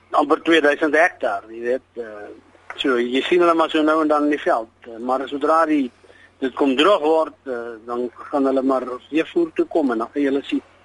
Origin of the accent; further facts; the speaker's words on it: Molopo, on the Botswana border, North West, South Africa; is gebore in die Malopo op die Botswana grens